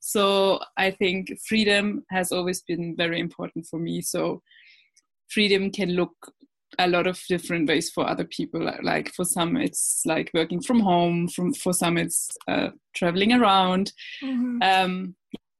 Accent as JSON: {"language": "English", "country": "Germany", "also_born_or_lived": "Australia", "moved": "as an adult", "said": "I'm originally from Germany"}